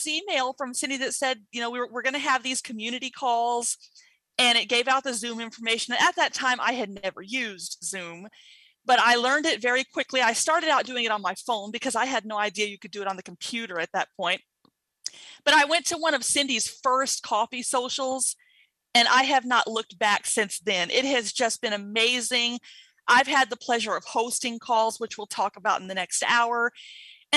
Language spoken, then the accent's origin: English; Mississippi, United States; I'm originally from Mississippi